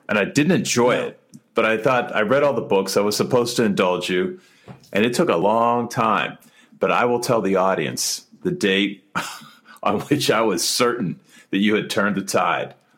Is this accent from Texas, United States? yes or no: no; West Mifflin, Pennsylvania, United States; moved away as an adult; also born or lived in Washington D.C.; I am from West Mifflin, and make no mistake about it, it is West Mifflin South, not West Mifflin North. My high school is now a grass field, but that's where I grew up